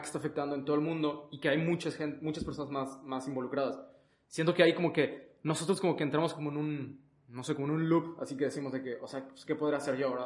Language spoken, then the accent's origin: Spanish; Mexico; aquí en nuestro país